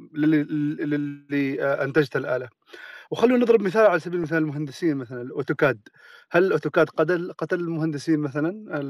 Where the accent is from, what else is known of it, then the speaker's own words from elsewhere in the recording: Oman; عندنا في عمان